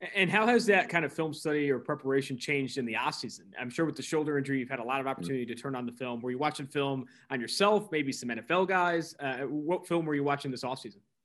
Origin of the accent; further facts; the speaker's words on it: California, United States; now in Cincinnati, United States; I'm originally from California.